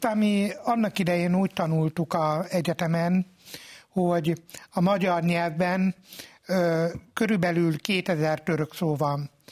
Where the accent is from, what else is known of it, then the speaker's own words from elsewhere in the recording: Hungary; mondtam, hogy magyar vagyok